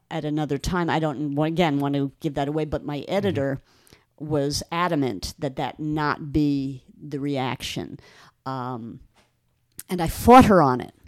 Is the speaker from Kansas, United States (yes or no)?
no; Long Island, New York, United States; moved away; I grew up on Long Island